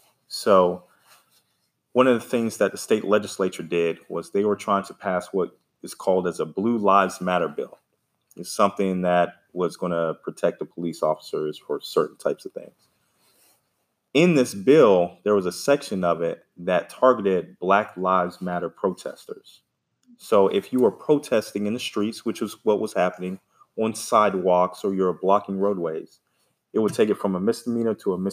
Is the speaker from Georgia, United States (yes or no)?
yes; Stone Mountain, Georgia, United States; But I'm a Georgia native. Great. I grew up in Stone Mountain, went to Georgia State for undergrad, UGA for law school.